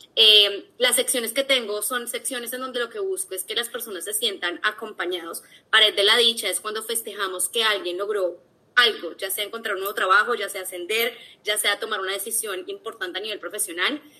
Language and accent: Spanish; Bogotá, Colombia; also born or lived in London; bogotana, he estado trabajando en recursos humanos los últimos siete años eh, de mi vida laboral. Estudié tanto el colegio como la universidad